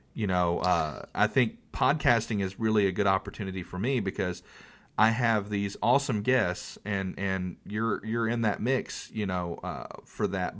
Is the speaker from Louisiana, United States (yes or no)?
no; North Carolina, United States; I'm from North Carolina. We're in the Bible Belt